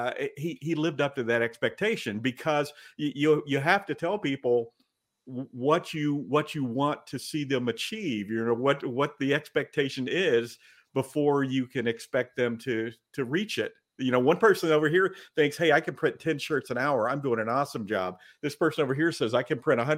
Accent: California, United States; born and raised in California

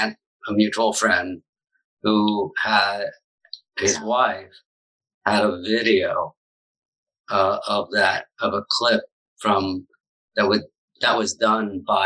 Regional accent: New Jersey, United States; moved away; also born or lived in San Francisco; I'm also from the East Coast, not far from where Anne was. I'm in New Jersey.

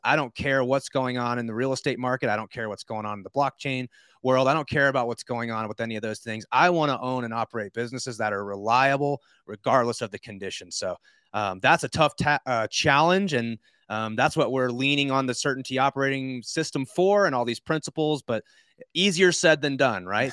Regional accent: Georgia, United States; I'm from Georgia

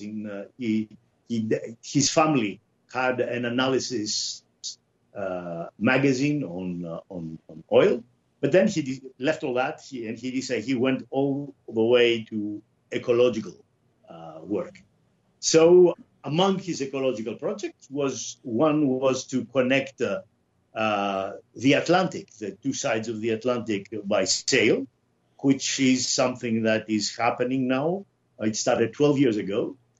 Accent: Greece; moved away as an adult; also born or lived in Canada; I was born in Greece, and I grew up. I finished university before I left to Canada.

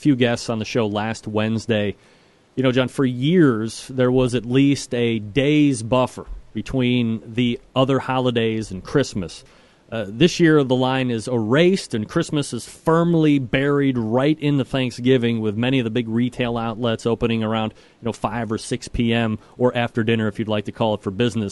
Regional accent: Saratoga Springs, New York, United States; moved away; I am from Saratoga Springs originally

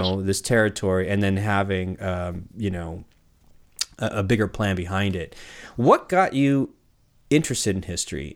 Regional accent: California, United States; now in Portland, United States; I grew up in California

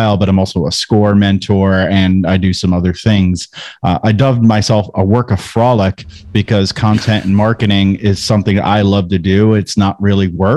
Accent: New Jersey, United States; now in North Carolina, United States; I'm from New Jersey.

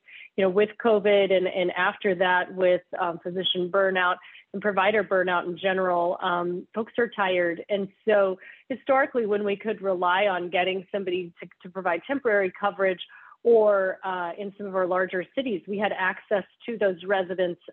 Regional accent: Oklahoma, United States; I'm from Oklahoma

